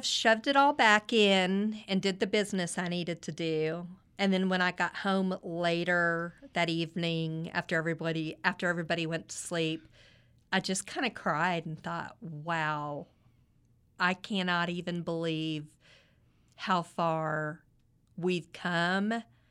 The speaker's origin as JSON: {"language": "English", "town": "Midland", "region": "Texas", "country": "United States", "tie": "born or raised there"}